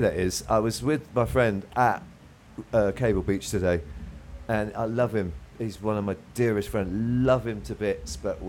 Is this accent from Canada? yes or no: no; England, United Kingdom; accent: limey; moved away as an adult; now in United States; I've been here 23 years. I'm an American body. I may sound like a limey and look like a redneck